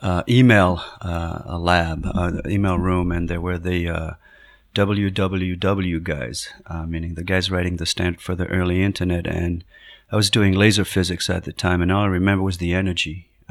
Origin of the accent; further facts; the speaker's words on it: Paris, Île-de-France, France; moved away as an adult; also born or lived in Madrid, Spain; now in United States; I was born in Paris, France, half Spanish, half French, grew up in Madrid and Paris, did a PhD in physics, came to the United States in the early 90s to do work at MIT in physics